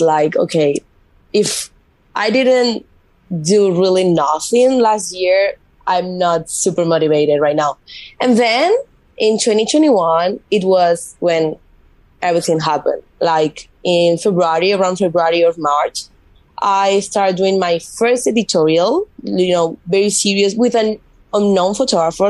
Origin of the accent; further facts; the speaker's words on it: Mallorca, Balearic Islands, Spain; first language Spanish; English is a second language; moved away as an adult; also born or lived in Madrid; now in United States; I moved to Madrid because I'm from Mallorca, it's an island from Spain.